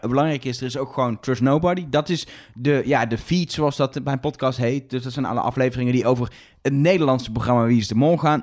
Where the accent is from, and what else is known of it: Netherlands